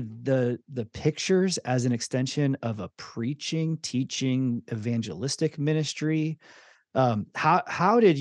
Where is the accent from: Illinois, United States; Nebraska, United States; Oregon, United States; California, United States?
Illinois, United States; Chicago; as a Chicagoan